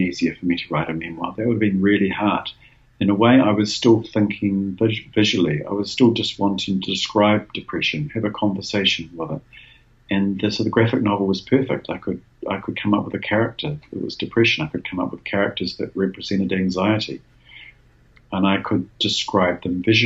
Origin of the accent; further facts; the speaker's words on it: Wellington, New Zealand; my hometown in Wellington